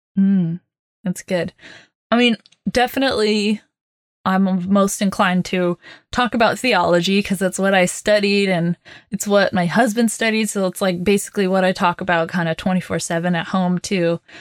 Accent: Oklahoma, United States; also born or lived in Texas; I grew up in Oklahoma and Texas

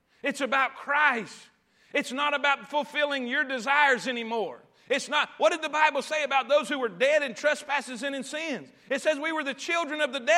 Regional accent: the South, United States; We grew up in the South.

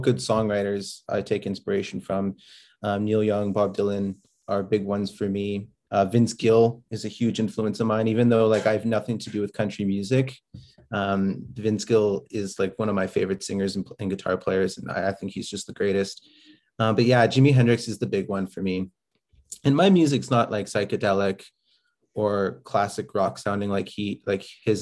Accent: Prince Albert, Saskatchewan, Canada; moved away as an adult; now in Edmonton, Canada; I grew up in Prince Albert, Saskatchewan, on the North Saskatchewan River

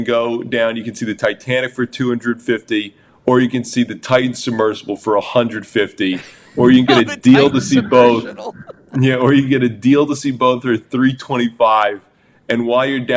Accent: United States; I'm an American.

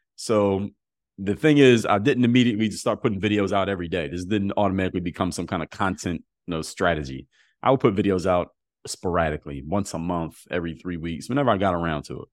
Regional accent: Philadelphia, Pennsylvania, United States; moved away as an adult; also born or lived in Altoona, Pennsylvania; now in Miami, United States; I live in Miami now, but I'm from Philadelphia.

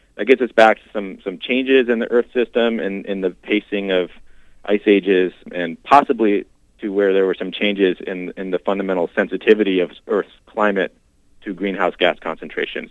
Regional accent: Washington, United States; moved away as an adult; now in Minnesota, United States; So I grew up in Washington State

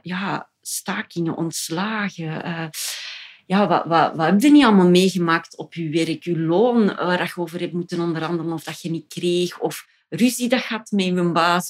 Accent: Ghent, Flanders, Belgium; wij als Gentenaar

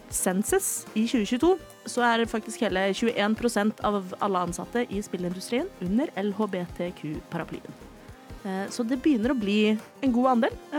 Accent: Oslo, Norway; er jeg fra Oslo

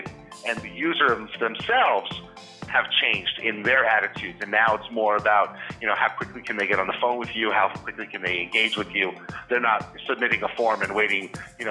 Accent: Connecticut, United States; also born or lived in Scranton, Pennsylvania; grew up in Connecticut, went to college out in Scranton, Pennsylvania, moved back home

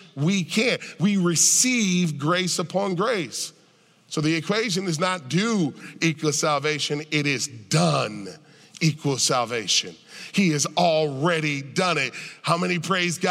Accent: United States; I'm an American

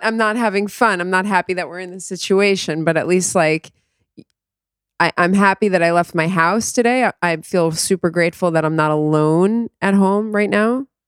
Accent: South Florida, United States; moved away as an adult; also born or lived in New York; now in Israel; I grew up in South Florida, about twenty minutes away from the Parkland High School

